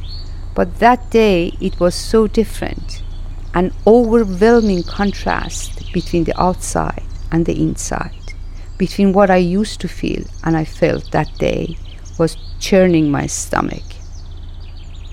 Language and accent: English; Iran; English is a second language; moved away as an adult; also born or lived in Denmark; now in England; And I come from Iran, and I was a refugee in Denmark. I moved to Denmark in 1984 and moved to England in 1998.